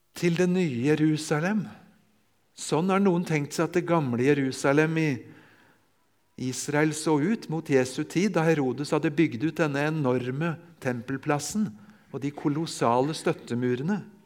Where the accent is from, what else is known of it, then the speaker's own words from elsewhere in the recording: near Larvik, Vestfold, Norway; jeg får si hjemme i Vestfold, ved Larvik